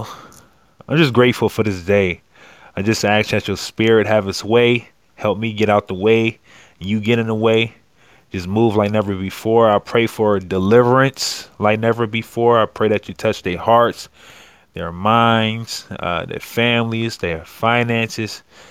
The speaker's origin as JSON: {"language": "English", "town": "Akron", "region": "Ohio", "country": "United States", "said": "I'm from Akron, Ohio"}